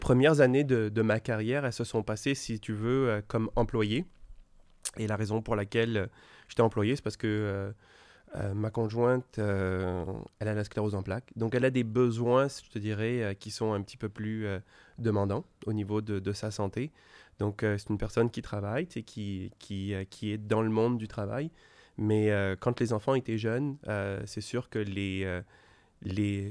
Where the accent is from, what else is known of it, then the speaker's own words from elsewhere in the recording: France; first language French; also born or lived in Quebec, Canada; now in Montreal, Canada; je suis né en France et je me suis jamais senti français. J'habite depuis 25 ans au Québec et je suis un Québécois